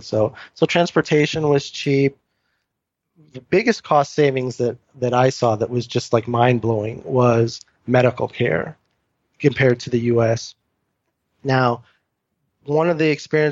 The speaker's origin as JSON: {"language": "English", "country": "United States", "also_born_or_lived": "Taiwan", "said": "as an American"}